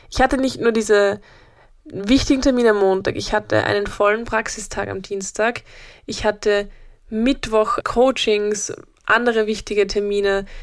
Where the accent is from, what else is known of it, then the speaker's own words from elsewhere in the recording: Upper Austria, Austria; ich komme ja aus Oberösterreich, das ist ein Bundesland in Österreich und habe dort meine ganze Familie